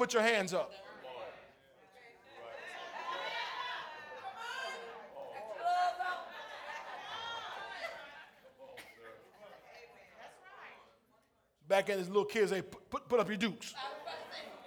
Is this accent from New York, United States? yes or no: no; St. Petersburg, Florida, United States; I was raised in St. Petersburg. I'm not Greek